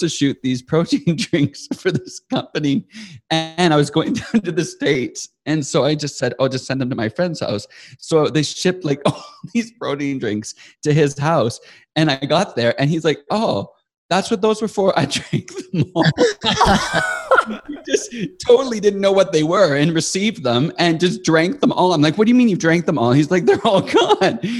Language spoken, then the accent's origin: English; Estevan, Saskatchewan, Canada; moved away as an adult; also born or lived in Sydney, Australia; now in Calgary, Canada; I grew up in Estevan, Saskatchewan, which is most people never know what that is, but it is in Canada, the southeast corner of Saskatchewan